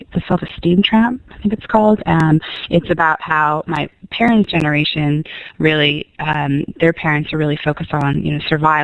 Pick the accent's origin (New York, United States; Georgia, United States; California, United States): California, United States; Sonoma; moved away as an adult; also born or lived in San Francisco; now in Jackson, United States; I grew up in Northern California in a small town, Sonoma